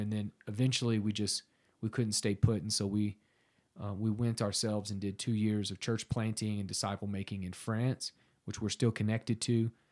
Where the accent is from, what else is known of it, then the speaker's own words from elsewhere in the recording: Southern Oklahoma, United States; I'm from Southern Oklahoma originally. Um, grew up there pretty pagan.